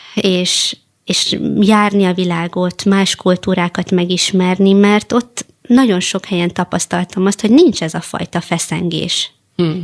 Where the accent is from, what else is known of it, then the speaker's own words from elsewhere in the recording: Hungary; magyar cigány nőként